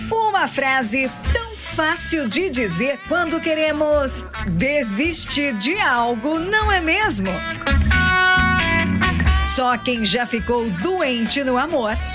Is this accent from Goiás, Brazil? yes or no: no; Pernambuco, Brazil; Porque eu sou de Pernambuco e ele é daqui de São Paulo.